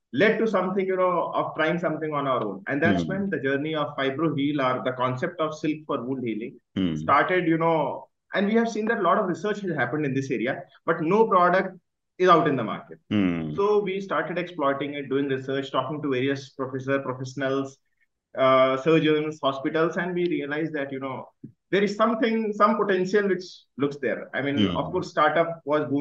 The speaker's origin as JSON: {"language": "English", "region": "Northeast India", "country": "India", "tie": "born or raised there", "also_born_or_lived": "Uttar Pradesh", "moved": "yes", "said": "I was born in a small village in UP. Mm-hmm. I grew up in Northeast"}